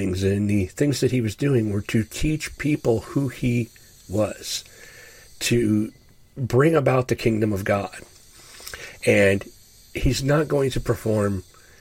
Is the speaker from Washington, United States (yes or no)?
no; Ashtabula, Ohio, United States; now in Upper Ohio Valley, United States; I grew up in Ashtabula, Ohio